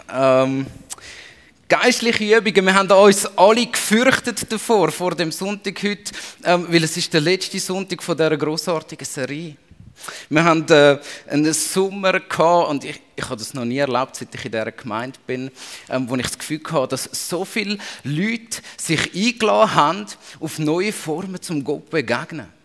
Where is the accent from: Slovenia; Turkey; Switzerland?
Switzerland; aber wir haben das in uns innebehalten als Schweizer.